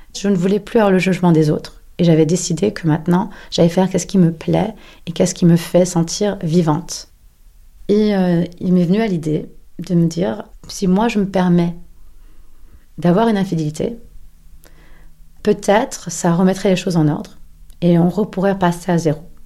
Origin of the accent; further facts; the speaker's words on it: Paris, Île-de-France, France; moved away; also born or lived in New York; j'ai 44 ans et je suis parisienne.